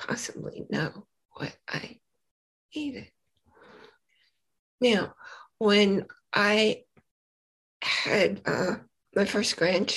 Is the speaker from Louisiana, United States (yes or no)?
no; New York City, New York, United States; moved away; also born or lived in Boise, Idaho; I was born in Brooklyn, New York